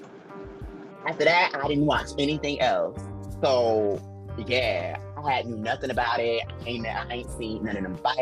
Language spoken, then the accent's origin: English; New Jersey, United States; now in Atlanta, United States; I'm from Jersey, so I go back home to Jersey and New York a lot